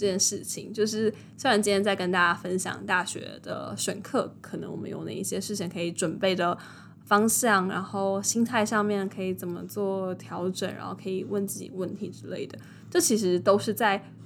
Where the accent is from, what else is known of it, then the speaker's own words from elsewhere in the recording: New Taipei, Taiwan; 因为我是新北人